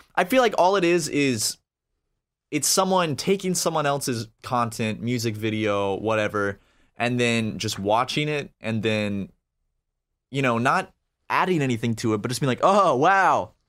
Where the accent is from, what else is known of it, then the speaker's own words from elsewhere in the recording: Charleston, South Carolina, United States; I am from Charleston